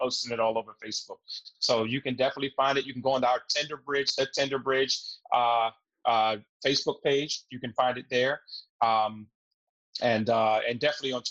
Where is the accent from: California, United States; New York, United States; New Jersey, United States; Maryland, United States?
Maryland, United States; Baltimore; I grew up in East Baltimore myself.